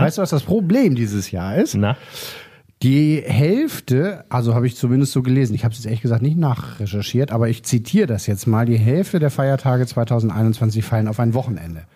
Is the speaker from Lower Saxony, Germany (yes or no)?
yes; Lower Saxony, Germany; Also ich bin hier in Niedersachsen aufgewachsen, also protestantisches Kernland